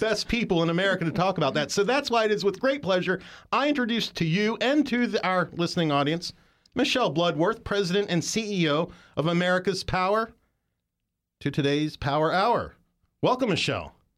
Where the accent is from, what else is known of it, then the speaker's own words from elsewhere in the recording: West Virginia, United States; moved away; I lived one other place when I was growing up in West Virginia, also a coal mining town